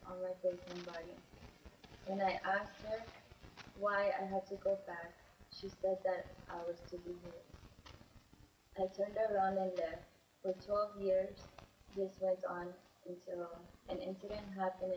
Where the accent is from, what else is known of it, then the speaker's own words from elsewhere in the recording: San Angelo, Texas, United States; I was born in San Angelo, Texas